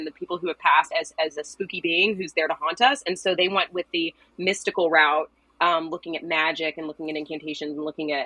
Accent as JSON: {"language": "English", "town": "Louisville", "region": "Kentucky", "country": "United States", "tie": "born or raised there", "said": "I'm from Louisville, Kentucky"}